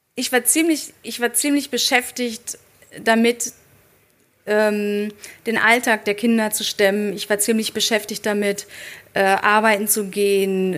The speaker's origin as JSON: {"language": "German", "town": "Dortmund", "region": "North Rhine-Westphalia", "country": "Germany", "tie": "born or raised there", "said": "ich bin in Dortmund aufgewachsen"}